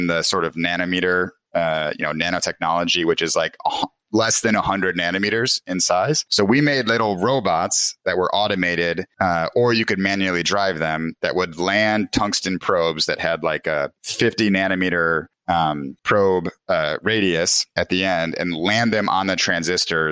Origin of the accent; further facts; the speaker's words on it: Des Plaines, Illinois, United States; I grew up in Chicago, in the suburbs, Des Plaines, right next to O'Hare